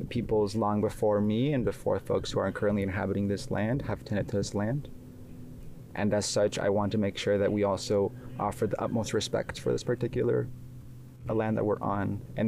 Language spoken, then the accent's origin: English; Oaxaca, Mexico; moved away; I was born and raised in Oaxaca, Mexico